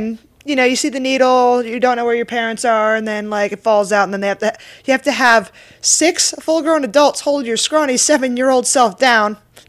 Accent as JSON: {"language": "English", "region": "East Coast", "country": "United States", "also_born_or_lived": "Las Vegas", "moved": "yes", "said": "I'm originally from the East Coast."}